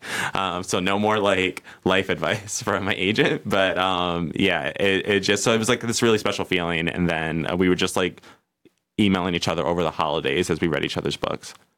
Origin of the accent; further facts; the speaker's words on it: New York City, New York, United States; I'm from New York City